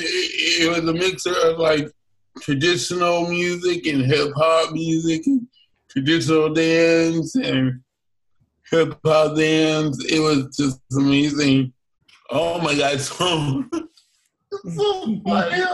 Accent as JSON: {"language": "English", "region": "New York", "country": "United States", "tie": "born or raised there", "said": "Growing up in New York"}